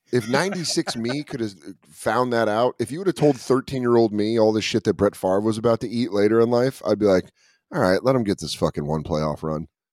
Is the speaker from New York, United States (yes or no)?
no; Denver, Colorado, United States; now in San Francisco, United States; growing up in Denver